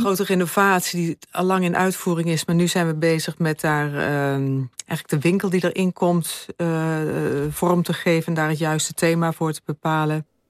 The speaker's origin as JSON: {"language": "Dutch", "region": "Limburg", "country": "Netherlands", "said": "ik kom uit Limburg"}